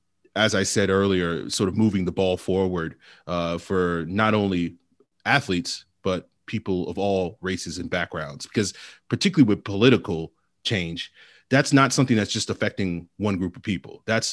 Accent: Virginia, United States; I know growing up in Virginia, like when it came to Black History Month

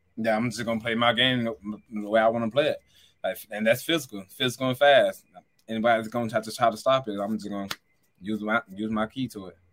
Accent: the South, United States; moved away; we're both from the South, and we, our city is basically thirty minutes apart

